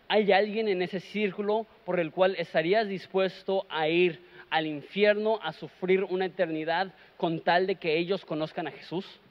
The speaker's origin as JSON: {"language": "Spanish", "country": "Mexico", "said": "Nosotros somos mexicanos"}